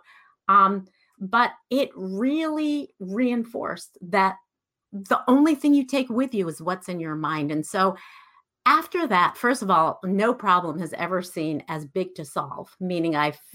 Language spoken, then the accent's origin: English; Iran; moved away; So I grew up in Iran. I'm Iranian.